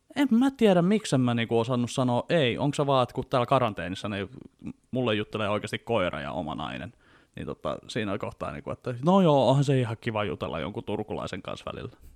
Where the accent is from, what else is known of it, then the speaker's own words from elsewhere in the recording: Vantaa, Uusimaa, Finland; mä oon Vantaalta lähtöisin